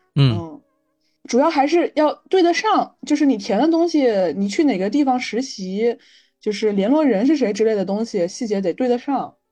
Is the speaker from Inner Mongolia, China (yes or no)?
no; Jiangsu, China; moved away as an adult; also born or lived in Beijing; 我从江苏去北京上学